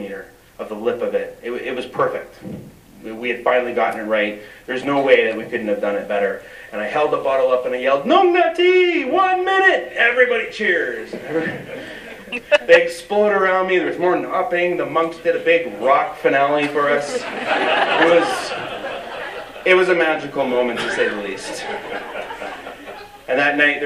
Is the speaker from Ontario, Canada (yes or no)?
no; British Columbia, Canada; as Canadians, as British Columbians, as First Nations